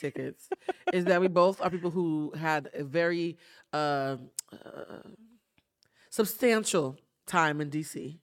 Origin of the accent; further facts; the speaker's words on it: East Coast, United States; now in Los Angeles, United States; I'm from the East Coast